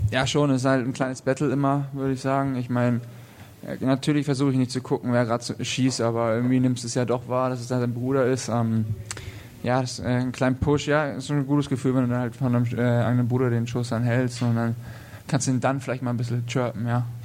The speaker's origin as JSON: {"language": "German", "town": "Weißwasser", "region": "Saxony", "country": "Germany", "lives_now": "Nuremberg, Germany", "said": "ich komme auch aus Weißwasser."}